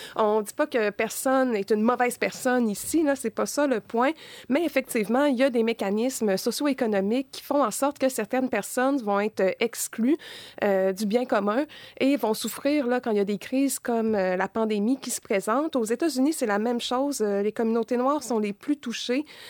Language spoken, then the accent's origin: French; Quebec, Canada